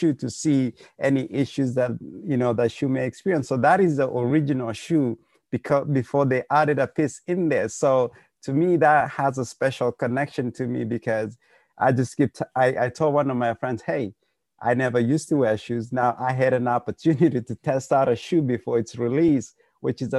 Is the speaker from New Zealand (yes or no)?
no; Kenya; now in South Dakota, United States; we're all from Kenya